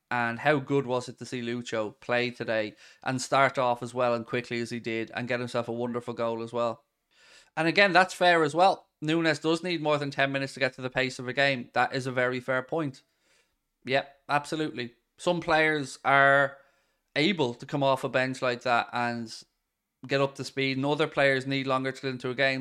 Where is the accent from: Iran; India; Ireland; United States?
Ireland; we were spoiled growing up in Ireland